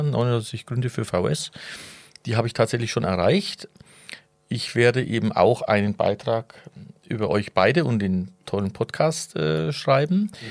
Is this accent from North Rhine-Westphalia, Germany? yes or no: no; Würzburg, Bavaria, Germany; accent: Franconian rolled R; also born or lived in Villingen, Germany; now in Villingen-Schwenningen, Germany; komme ich aus Franken. Der Franke, der kann das R rollen, ja. Und äh, aus der Stadt Würzburg, wo ich jetzt herkomme, oder Veitshöchheim